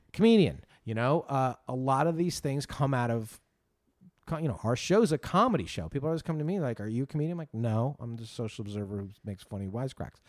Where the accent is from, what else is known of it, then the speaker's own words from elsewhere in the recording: Northeast, United States; I grew up Catholic kid in the Northeast